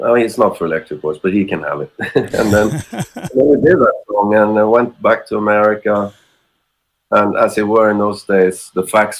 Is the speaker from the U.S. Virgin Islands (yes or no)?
no; Sweden; first language Swedish; English is a second language; But then, it's because Swedish is my